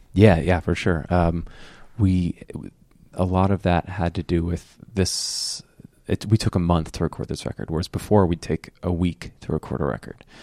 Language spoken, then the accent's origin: English; Fort Myers, Florida, United States; I grew up in Fort Myers, which is three hours south of Orlando